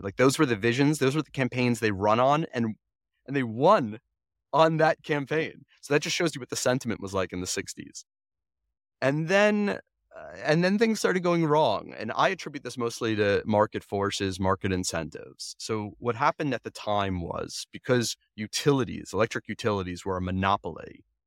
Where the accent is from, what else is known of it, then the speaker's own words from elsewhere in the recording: Long Island, New York, United States; I grew up on Long Island